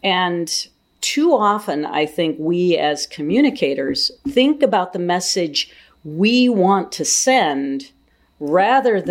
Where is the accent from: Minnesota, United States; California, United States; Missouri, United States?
Minnesota, United States; southeastern; moved away as an adult; now in Ames, United States; I grew up on a farm in southeastern Minnesota